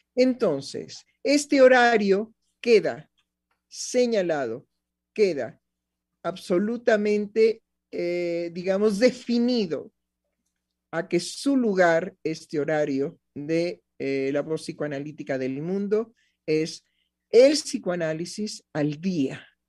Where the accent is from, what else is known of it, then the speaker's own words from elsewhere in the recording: Mexico; en mi país, en México